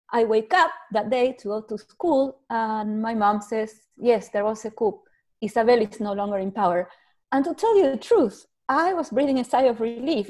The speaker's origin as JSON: {"language": "English", "country": "Argentina", "tie": "born or raised there", "moved": "as an adult", "lives_now": "Canada", "said": "I was born in Argentina, immigrated to Canada. I did law school in Argentina, and then I raised my family in Canada."}